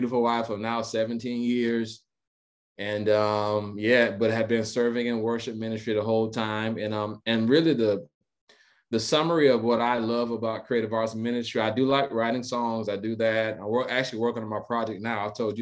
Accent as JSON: {"language": "English", "town": "DeLand", "region": "Florida", "country": "United States", "tie": "born or raised there", "said": "So I am a native of a little town called DeLand, Florida. It's right by Daytona Beach. So I'm from Central Florida, born and raised there"}